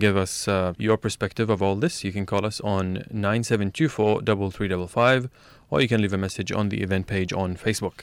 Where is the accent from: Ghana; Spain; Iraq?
Iraq; now in Australia; I'm also originally from Iraq